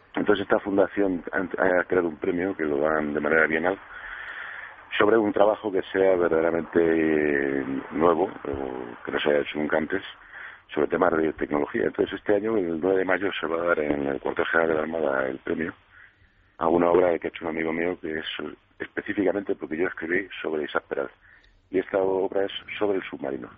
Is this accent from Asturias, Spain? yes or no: no; Madrid, Community of Madrid, Spain; la mayor parte de la familia somos madrileños hoy en día